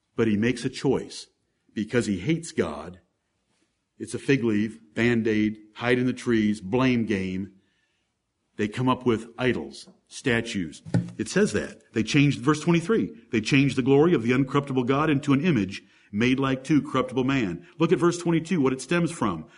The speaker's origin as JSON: {"language": "English", "town": "Ann Arbor", "region": "Michigan", "country": "United States", "tie": "born or raised there", "said": "I grew up in Ann Arbor, Michigan"}